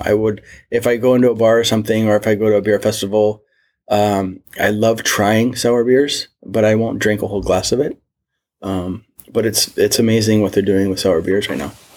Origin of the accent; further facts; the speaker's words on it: Mission Viejo, California, United States; born and raised in Southern California, in between LA and San Diego, and Orange. It's called Orange County, Mission Viejo.